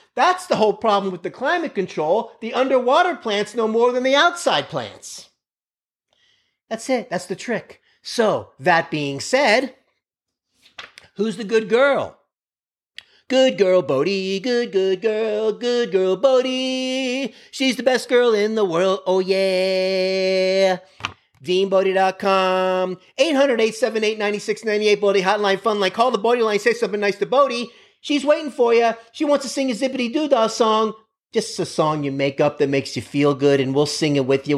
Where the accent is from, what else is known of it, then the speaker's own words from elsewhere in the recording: Miami, Florida, United States; I grew up in Miami, Florida on a main road